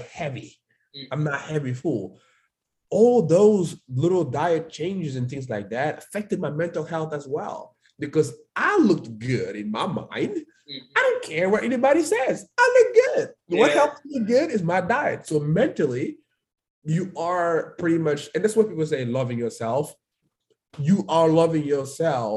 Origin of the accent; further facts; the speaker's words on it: Dakar, Senegal; English is a second language; moved away as an adult; now in United States; I was born in Dakar